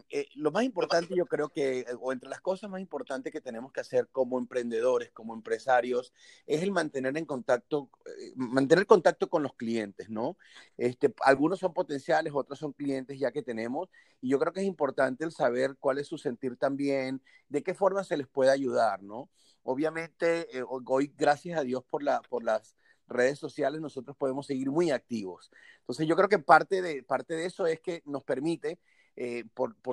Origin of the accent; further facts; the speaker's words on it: Venezuela; now in Tampa, United States; soy venezolano, vivo en Tampa.